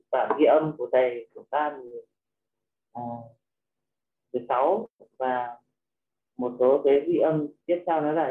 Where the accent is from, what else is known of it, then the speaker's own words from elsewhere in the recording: Yên Bái, Vietnam; à. à, em xin giới thiệu một chút … và em đến từ tỉnh Yên Bái ạ à, em sinh năm 1980